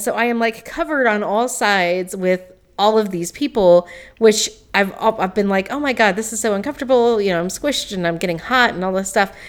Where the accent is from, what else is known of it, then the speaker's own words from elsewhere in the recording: Greene County, Tennessee, United States; I grew up in Greene County, Tennessee